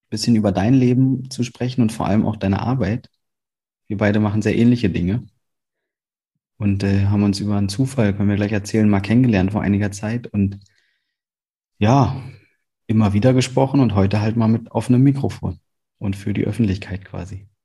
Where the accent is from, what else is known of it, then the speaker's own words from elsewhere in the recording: Berlin, Germany; dass ich als Berliner Moin nie benutze hier